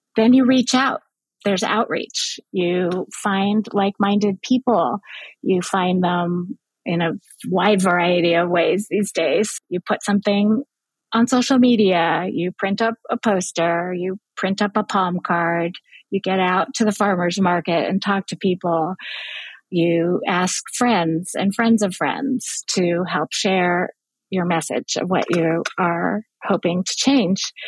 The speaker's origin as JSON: {"language": "English", "town": "Berkeley", "region": "California", "country": "United States", "tie": "born or raised there", "moved": "yes", "lives_now": "New York, United States", "said": "Even as a child, I grew up in Berkeley, California"}